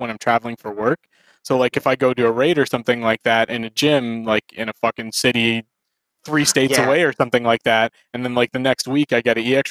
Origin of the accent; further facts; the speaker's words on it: Canada; I was a professional Canadian